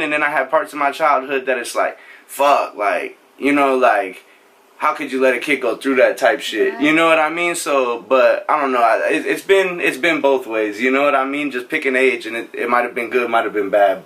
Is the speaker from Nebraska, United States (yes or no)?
yes; Norfolk, Nebraska, United States; moved away as an adult; also born or lived in Omaha, Nebraska; now in Houston, United States; I'm from Nebraska originally. I grew up there in a town called Norfolk.